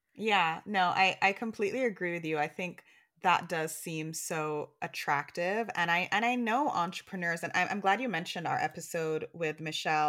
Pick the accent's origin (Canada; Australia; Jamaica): Jamaica; now in New York, United States; we're Jamaican.